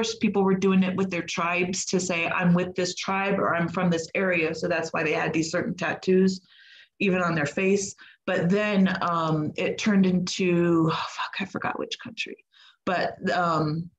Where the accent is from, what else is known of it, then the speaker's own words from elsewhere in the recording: United States; I'm American